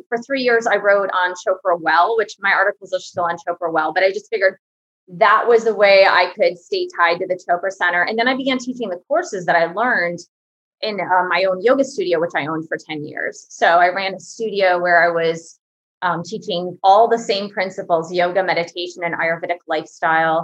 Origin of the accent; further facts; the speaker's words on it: Michigan, United States; moved away; I grew up in Michigan